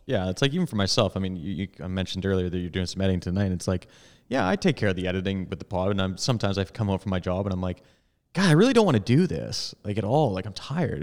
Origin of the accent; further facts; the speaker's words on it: Edmonton, Alberta, Canada; Tom and I grew up in Edmonton